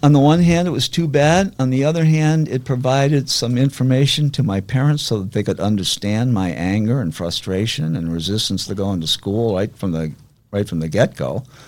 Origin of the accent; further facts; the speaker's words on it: Weston, Massachusetts, United States; I was brought up in Weston, which is was a little different back then than now